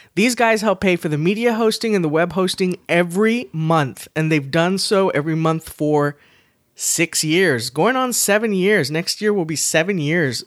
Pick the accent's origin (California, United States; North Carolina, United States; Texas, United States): Texas, United States; accent: Southern; we're from Texas